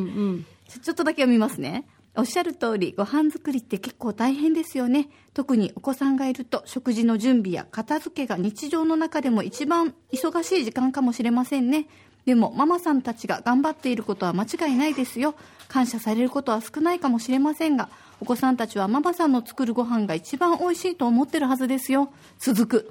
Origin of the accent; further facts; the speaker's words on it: Osaka, Japan; now in Okinawa, Japan; 大阪の出身